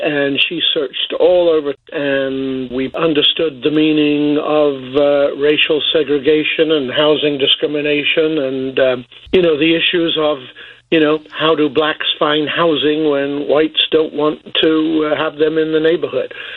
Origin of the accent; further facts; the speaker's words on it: Boston, East Midlands, United Kingdom; moved away; my family were living in uh, Boston, England